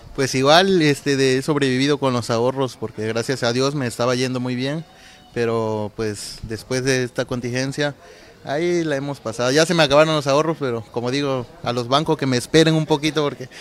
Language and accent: Spanish; Villahermosa, Tabasco, Mexico; moved away as an adult; now in Cozumel, Mexico; de Villahermosa, Tabasco.